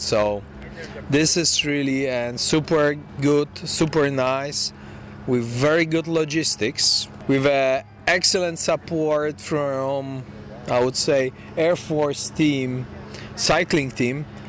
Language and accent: English; Poland; I'm coming from Europe, from Poland, so long way from here